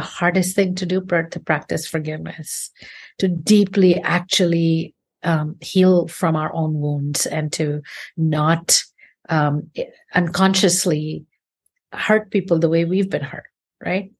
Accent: India; moved away; also born or lived in United States; I grew up in India. I, I left and I've had a career all over the world, um, but particularly in the United States

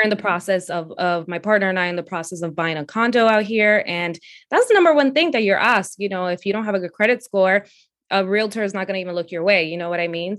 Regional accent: New York City, New York, United States; also born or lived in Dominican Republic; I was born in the Dominican Republic, and I moved to Brooklyn, New York with my family when I was four years old. Um, I ended up going to public school here

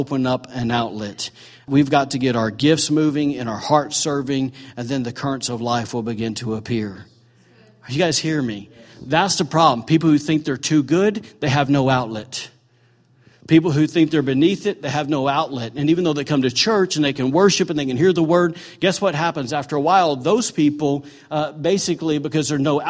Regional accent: Alabama, United States; now in Maine, United States; I'm from Bama

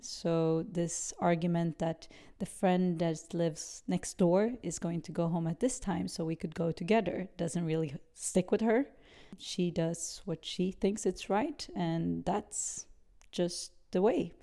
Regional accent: Sweden; also born or lived in Brazil; I grew up in Sweden, uh, whilst I was born in Brazil.

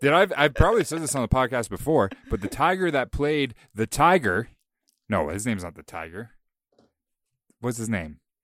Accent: Bowmanville, Ontario, Canada; my hometown

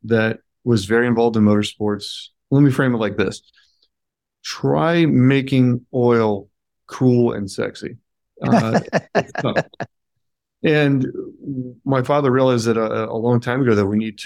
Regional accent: California, United States; moved away as an adult; now in Indiana, United States; growing up out there

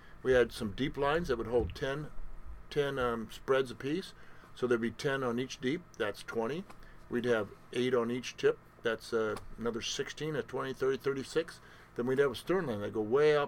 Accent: McMinnville, Oregon, United States; I was born in 1955 in McMinnville, Oregon

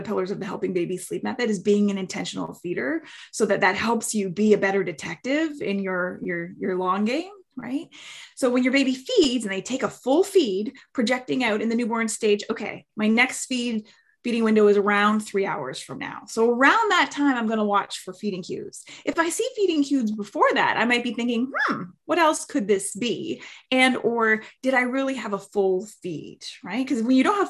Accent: Canada; now in Bay Area, United States; I'm from Canada originally, but I'm located in the Bay Area.

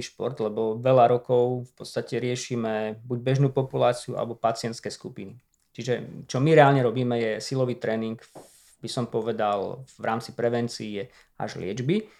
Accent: Liptovský Mikuláš, Žilina Region, Slovakia; Ten mali len na gymnáziu u nás v Liptovskom Mikuláši, takže som šiel na gymnáziu

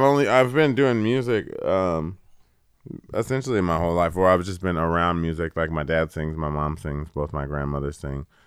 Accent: California, United States; I'm from California

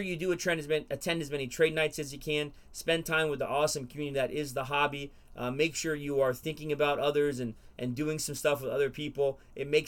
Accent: Florida, United States; I come from Florida

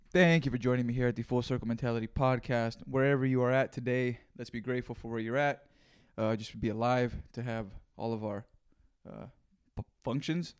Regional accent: Greenfield, California, United States; I learned some real shit growing up there

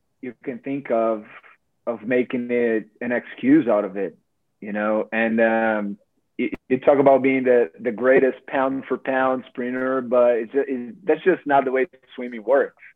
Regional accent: Rio de Janeiro, Brazil; moved away as an adult; now in Fort Lauderdale, United States; I was born in Rio, in Rio State. So that was my home state

